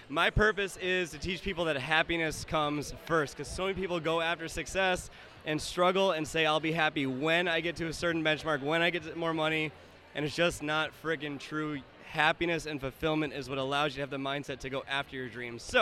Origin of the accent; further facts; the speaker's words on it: Toronto, Ontario, Canada; I am from Toronto, Canada. However, I'm a citizen of the world